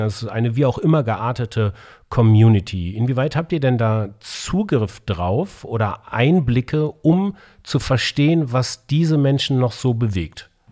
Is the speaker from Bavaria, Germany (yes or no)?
yes; Bavaria, Germany; Ich bin Bayer by Default, in Bayern groß geworden